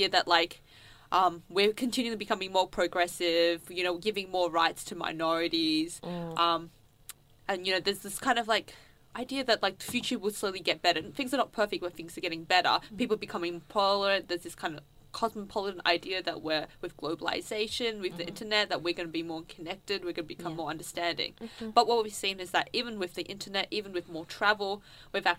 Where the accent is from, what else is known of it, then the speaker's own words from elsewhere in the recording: Footscray, Victoria, Australia; I'm from Footscray